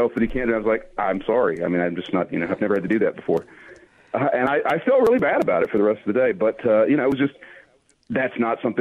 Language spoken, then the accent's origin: English; Alabama, United States; I'm from Alabama